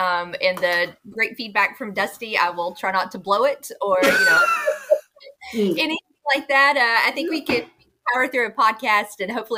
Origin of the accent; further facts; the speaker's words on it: Jonesboro, Arkansas, United States; I'm from Jonesboro.